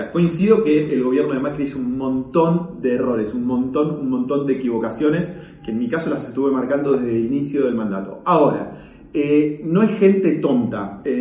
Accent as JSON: {"language": "Spanish", "country": "Argentina", "said": "Mi visión es que lo que fallamos somos nosotros los argentinos."}